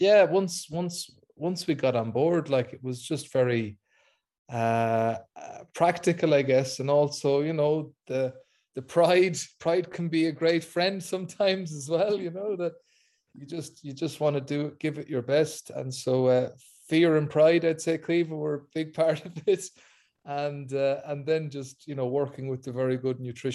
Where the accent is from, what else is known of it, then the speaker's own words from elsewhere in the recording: Ireland; as an Irish person